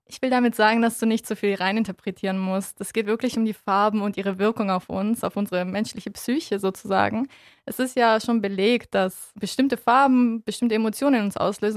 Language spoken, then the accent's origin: German; Tuttlingen, Baden-Württemberg, Germany; also born or lived in Kyrgyzstan; geboren bin ich in Kirgistan und bin im Alter von zwei Jahren nach Deutschland gekommen mit meinen Eltern und meinem Bruder. Bin auch den größten Teil meiner Jugend aufgewachsen in Tuttlingen